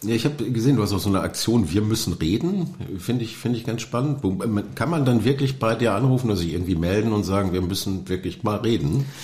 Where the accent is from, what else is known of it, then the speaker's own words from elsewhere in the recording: Oberhausen, North Rhine-Westphalia, Germany; Ich komme gerne aus Oberhausen